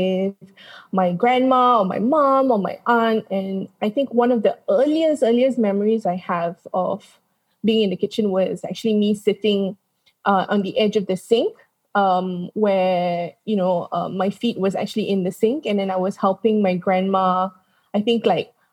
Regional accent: Kuala Lumpur, Malaysia; also born or lived in London; So obviously I grew up in Malaysia. I went to school and did my primary, secondary education here, even went to college here.

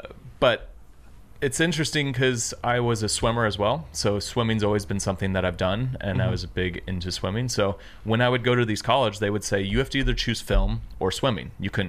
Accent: Tacoma, Washington, United States; No, so I grew up in Seattle, south of Seattle, a place called Tacoma

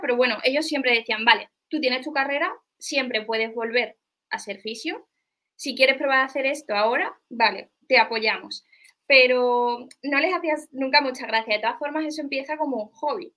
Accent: Seville, Andalusia, Spain; yo soy una chica de Sevilla

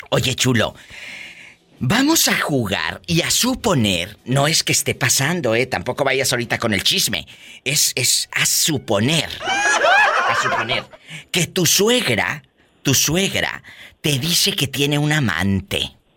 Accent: Mexico

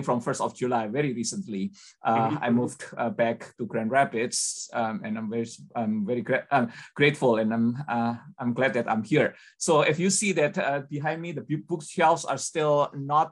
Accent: Indonesia; I was born and grew up in Indonesia

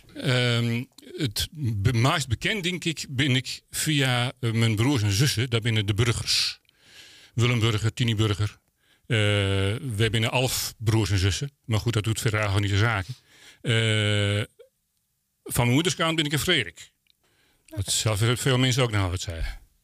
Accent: Volendam, North Holland, Netherlands; wij als Volendammers

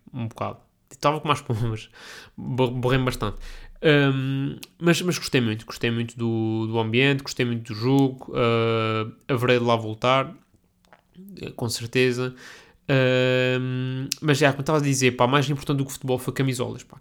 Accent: Portugal; Sou português

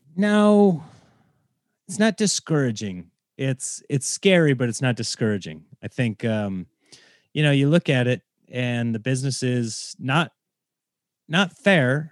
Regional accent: Nebraska, United States; now in Los Angeles, United States; I grew up in Nebraska

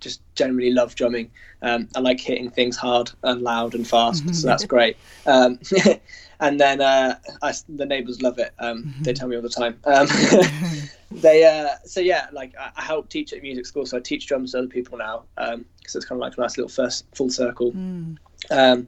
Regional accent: Guernsey; I grew up in Guernsey in which is like a tiny little island in the Channel Islands

